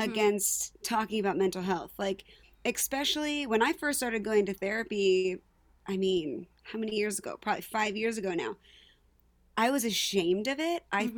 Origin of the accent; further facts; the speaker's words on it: Palmyra, United States; I was born and raised in Palmyra, graduated in 2013.